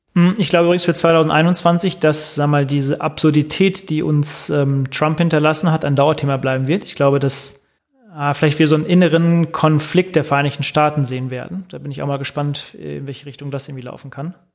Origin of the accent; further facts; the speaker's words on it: Germany; bei uns in Deutschland